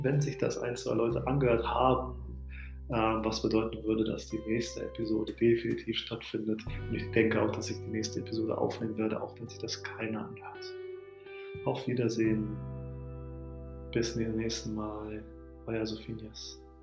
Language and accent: German; Altenhagen II, Lower Saxony, Germany; also born or lived in Addis Ababa, Ethiopia; now in Hannover, Germany; das, Dörfchen, wo ich groß geworden bin